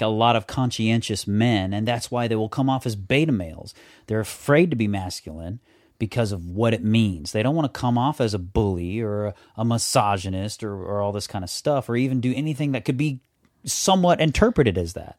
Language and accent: English; the South, United States; I'm from the South